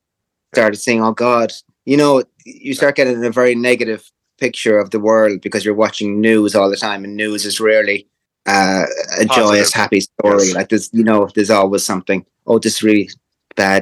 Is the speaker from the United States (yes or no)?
no; Ireland; We're Irish